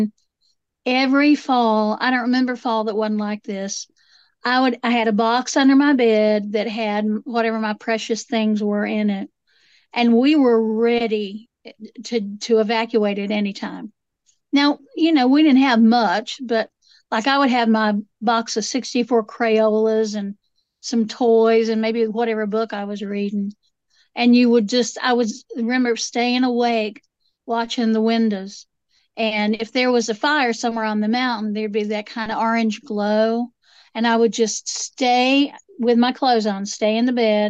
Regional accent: Asheville, North Carolina, United States; I grew up out there in West by God, Buncombe County

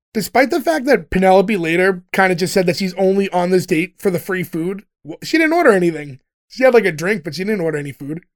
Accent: United States

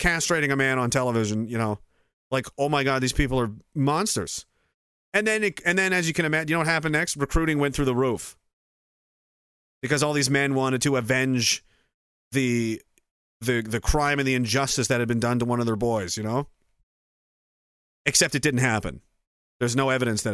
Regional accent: Canada; I'm a Canadian and I, you know, a veteran.

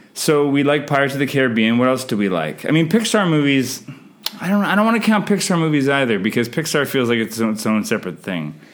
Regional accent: Canada; I'm Canadian filmmaker

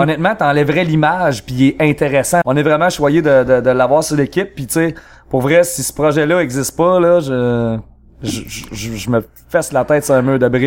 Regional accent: Trois-Rivières, Quebec, Canada; on vient de Trois-Rivières et mhm. même plus spécifiquement du Cap de la Madeleine.

